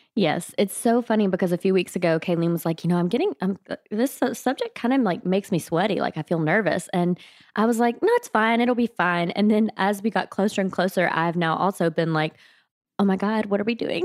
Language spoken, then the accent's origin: English; South Mississippi, United States; I grew up in South Mississippi